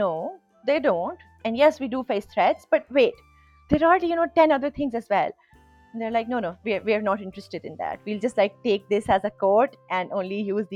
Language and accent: English; Pakistan